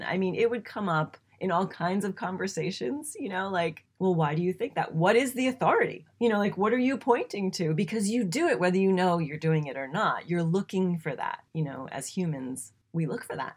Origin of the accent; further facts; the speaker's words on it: New England, United States; I grew up in New England.